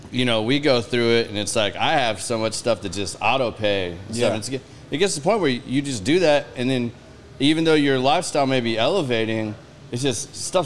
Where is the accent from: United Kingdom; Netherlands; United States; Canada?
United States; Claremore, Oklahoma